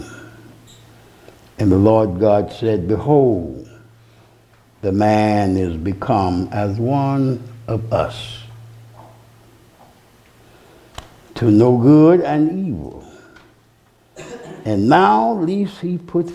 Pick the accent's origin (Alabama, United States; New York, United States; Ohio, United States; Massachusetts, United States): Alabama, United States; When I was born in Alabama